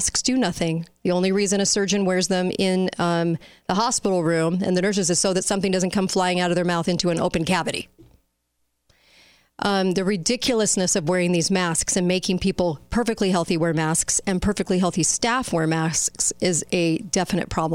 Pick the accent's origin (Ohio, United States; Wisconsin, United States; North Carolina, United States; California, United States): California, United States; now in Utah, United States; I'm from California, but I live here.